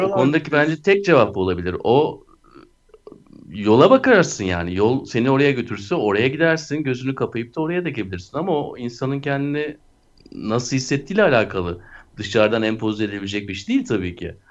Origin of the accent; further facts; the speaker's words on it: Turkey; biz Türkler olarak